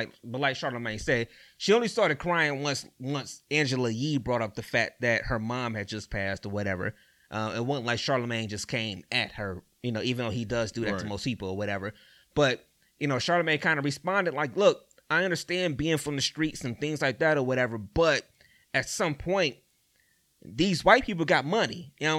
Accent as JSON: {"language": "English", "town": "East Cleveland", "region": "Ohio", "country": "United States", "tie": "born or raised there", "said": "all right, I'm from EC or whatever, I grew up in East Cleveland, you know what I'm saying?"}